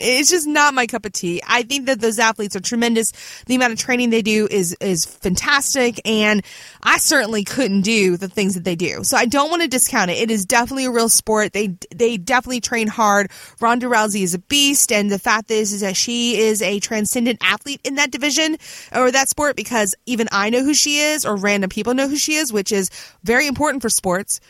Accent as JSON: {"language": "English", "town": "Virginia Beach", "region": "Virginia", "country": "United States", "tie": "born or raised there", "said": "my hometown of Virginia Beach"}